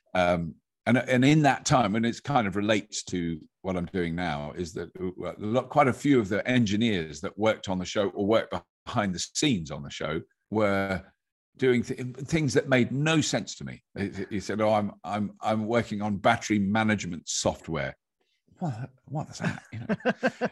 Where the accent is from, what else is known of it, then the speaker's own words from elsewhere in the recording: United Kingdom; British people are generally, have got an ear for an accent just because of the way, where, where we've grown up